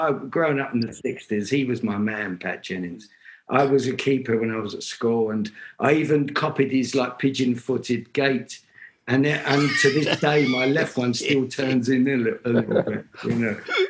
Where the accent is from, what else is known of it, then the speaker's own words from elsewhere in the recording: London, United Kingdom; growing up in Islington